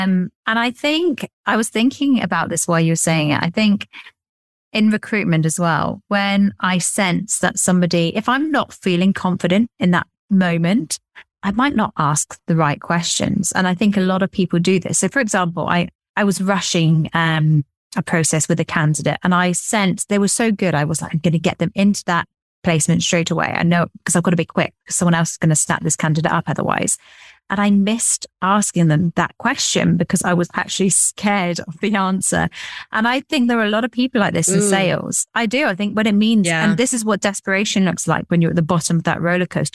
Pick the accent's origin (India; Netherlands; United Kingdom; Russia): United Kingdom; England; I'm quite English